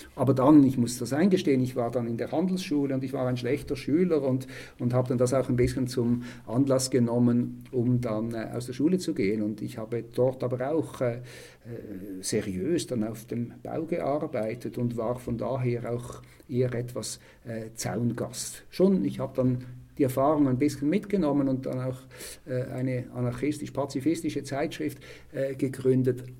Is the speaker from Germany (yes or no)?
no; Switzerland; bei uns in der Schweiz